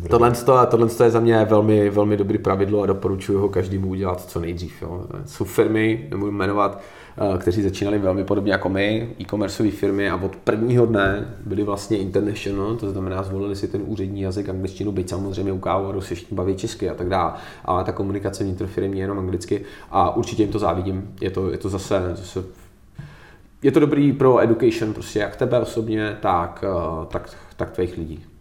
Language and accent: Czech; Czechia; A my jsme Češi